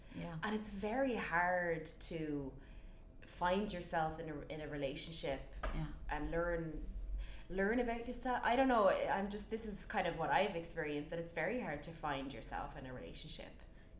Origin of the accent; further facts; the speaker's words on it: Ireland; moved away as an adult; now in New York, United States; I've been here 3 years. No, I mean, look, when I left Ireland, I was too young